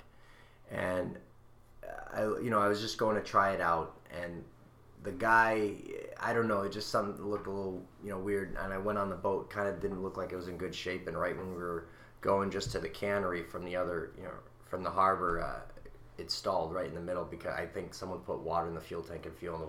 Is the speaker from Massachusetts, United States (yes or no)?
yes; West Springfield, Massachusetts, United States; moved away; I grew up in West Springfield, Mass